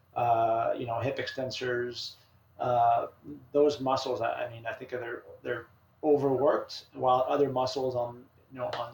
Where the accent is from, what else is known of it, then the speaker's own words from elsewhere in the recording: Canada; now in Memphis, United States; growing up as a Canadian kid, you know, playing hockey